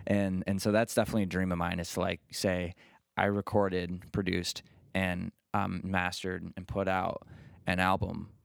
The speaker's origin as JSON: {"language": "English", "town": "Bath", "region": "Ohio", "country": "United States", "tie": "born or raised there", "said": "I grew up in the Bath area. That's where my family's from."}